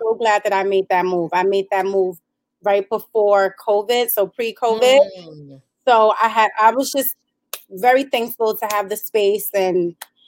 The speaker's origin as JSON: {"language": "English", "town": "New York City", "region": "New York", "country": "United States", "also_born_or_lived": "Brownsville, Brooklyn", "moved": "as an adult", "lives_now": "Upstate New York, United States", "said": "I'm from Brooklyn. I'm from East New York, Brooklyn. Also lived in Brownsville"}